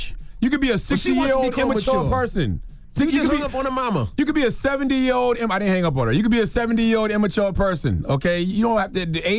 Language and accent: English; South Carolina, United States; By the way, you from the South like I'm from the South. I'm from South Carolina. I say ma'am a lot.